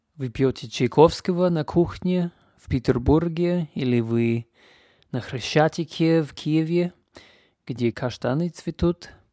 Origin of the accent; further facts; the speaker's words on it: Canada; Russian is a second language; now in Leipzig, Germany; Я из Канады, но я живу и вещаю сейчас из любимого города Лейпциг